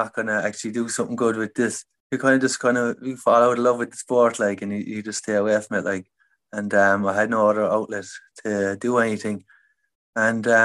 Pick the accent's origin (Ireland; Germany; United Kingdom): Ireland; Limerick, Munster; I grew up in the city, like Limerick City. I grew up in South Hill